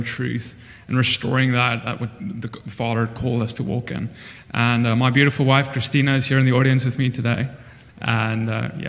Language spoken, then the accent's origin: English; South Africa; moved away as an adult; now in United States; I'm from South Africa. I moved to the United States about 2 years ago.